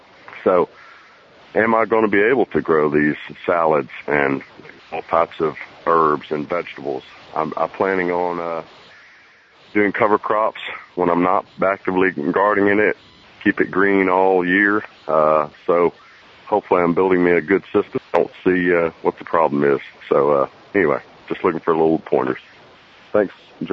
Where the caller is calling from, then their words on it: Birmingham, Alabama, United States; I'm calling from near Birmingham, Alabama.